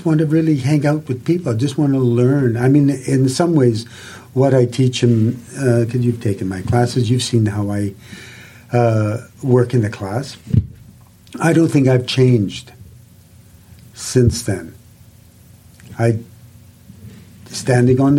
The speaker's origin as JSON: {"language": "English", "region": "Saskatchewan", "country": "Canada", "tie": "born or raised there", "said": "I grew up in Saskatchewan"}